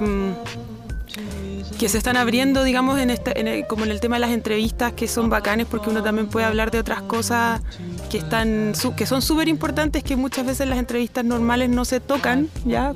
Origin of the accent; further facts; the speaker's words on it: Chile; also born or lived in New York; Soy súper eh, chilena de corazón